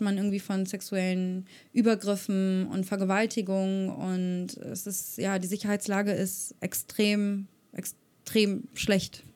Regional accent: Germany; ich bin privilegiert aufgewachsen in Europa, in Deutschland

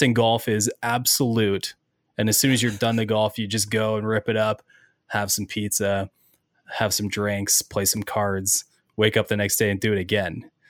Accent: Ontario, Canada; now in Ohio, United States; growing up in Ontario, Canada

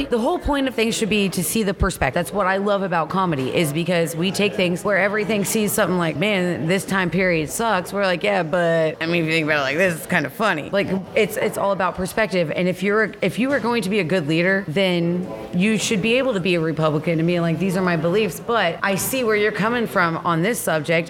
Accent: Nevada, United States; the uneducated country girl from Nevada

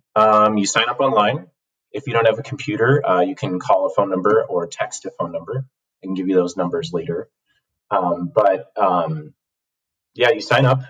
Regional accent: Cook County, Illinois, United States; moved away as an adult; now in Minneapolis, United States; I come from Cook County, Illinois, um, home of the Mayor Daley machine

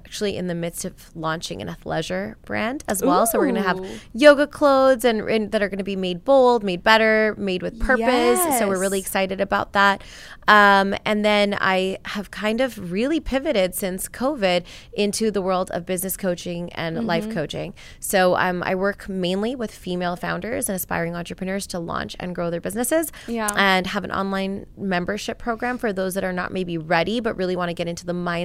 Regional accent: Edmonton, Alberta, Canada; moved away as an adult; now in Houston, United States; initially born and raised in Edmonton, Alberta

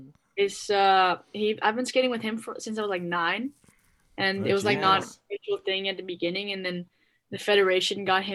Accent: Netherlands; born or raised there

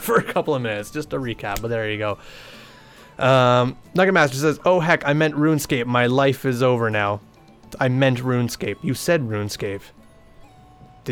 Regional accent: British Columbia, Canada; I'm from the province of British Columbia

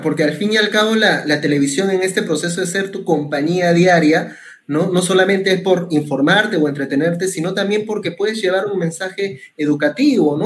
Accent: Peru; como peruanos resilientes que somos

